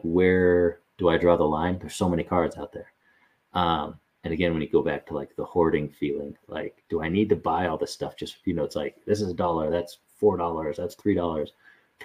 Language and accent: English; Bay Area, California, United States; also born or lived in Denver, Colorado; I was born in Denver, but I grew up largely in the Bay Area, and we moved there when I was in middle school